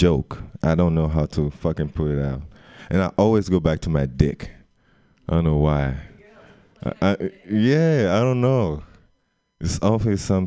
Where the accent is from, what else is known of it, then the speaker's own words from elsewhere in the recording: Guadeloupe; English is a second language; moved away; I'm from Guadeloupe